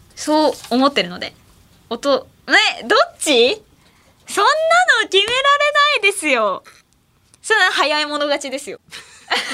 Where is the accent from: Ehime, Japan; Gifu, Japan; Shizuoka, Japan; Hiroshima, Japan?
Ehime, Japan; moved away; 地元の愛媛で